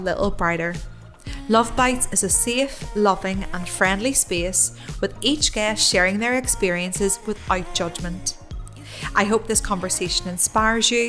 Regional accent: Ireland; moved away as an adult; also born or lived in Dubai; at home with my mom in Ireland

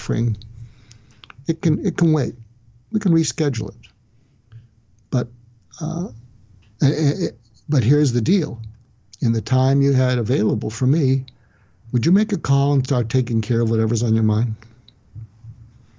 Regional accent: United States; I'm an American

